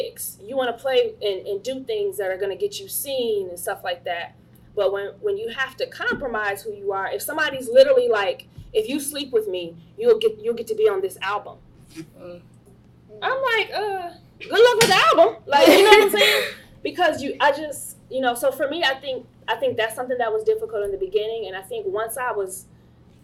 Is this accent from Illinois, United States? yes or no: yes; Chicago, Illinois, United States; I grew up in Chicago